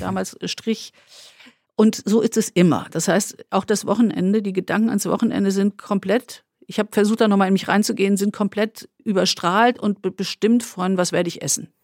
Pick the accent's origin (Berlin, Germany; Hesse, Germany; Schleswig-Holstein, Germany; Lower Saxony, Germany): Hesse, Germany; Wetzlar; ich war eben in dieser Fachwerkmitte quasi als Kind